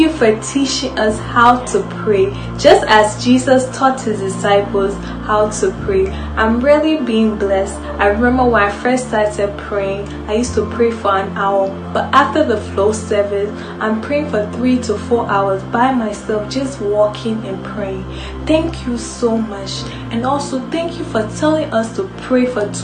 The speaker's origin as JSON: {"language": "English", "country": "Liberia", "said": "I'm from Liberia"}